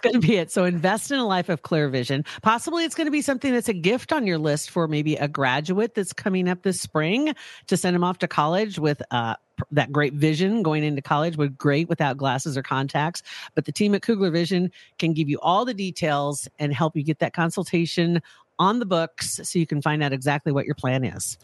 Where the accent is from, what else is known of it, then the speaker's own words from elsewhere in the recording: Ashland, United States; Ashland, my hometown